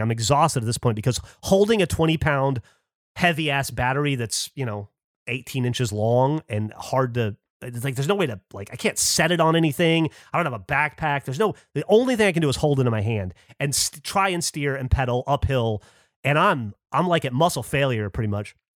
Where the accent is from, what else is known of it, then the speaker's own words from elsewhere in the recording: Alabama, United States; moved away; I grew up in Alabama in a very, like, mechanically minded family